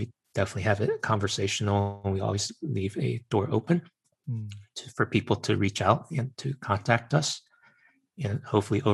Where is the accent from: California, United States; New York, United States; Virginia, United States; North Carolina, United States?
Virginia, United States; I'm Chinese American and grew up in Virginia